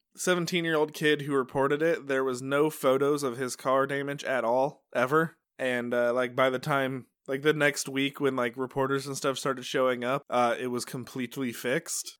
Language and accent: English; Utica, New York, United States; I'm from Utica